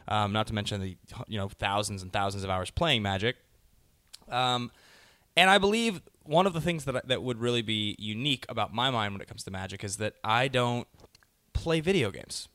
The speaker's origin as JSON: {"language": "English", "town": "Seattle", "region": "Washington", "country": "United States", "moved": "yes", "lives_now": "Los Angeles, United States", "said": "That's where I'm from. I'm from Seattle"}